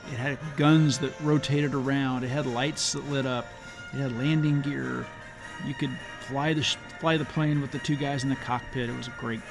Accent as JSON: {"language": "English", "town": "Leavenworth", "region": "Kansas", "country": "United States", "tie": "born or raised there", "said": "growing up in Leavenworth, Kansas, a kid of the 1970s and 80s"}